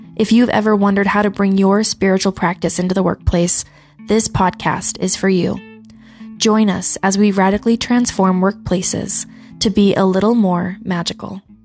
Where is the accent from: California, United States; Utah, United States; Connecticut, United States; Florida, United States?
Utah, United States; also born or lived in Colorado; I grew up in Utah. I was a lot further south